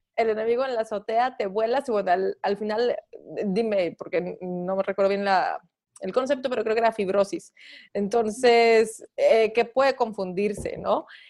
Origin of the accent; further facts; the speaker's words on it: Mexico; como mexicanos